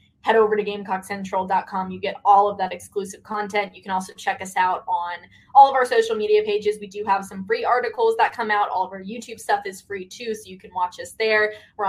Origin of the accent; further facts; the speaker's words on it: the South, United States; I'm from the South, so I'm used to it.